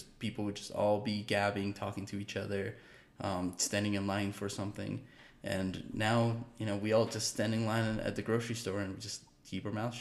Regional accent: Uruguay; moved away; growing up in Uruguay

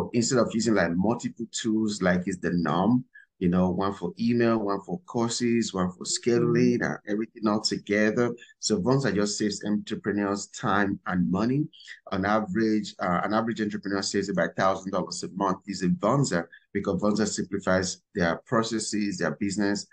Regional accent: Nigeria; moved away as an adult; now in United States; I was born and raised in Nigeria. So I came to America a few years ago

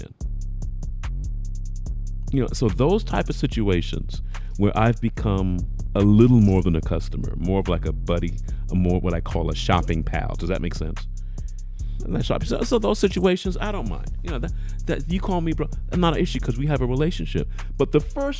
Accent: United Kingdom; moved away; as a British person, I'll say

